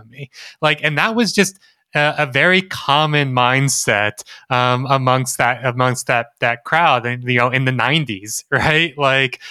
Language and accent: English; Gulf Coast of Mississippi, United States; I was born in the Gulf Coast of Mississippi.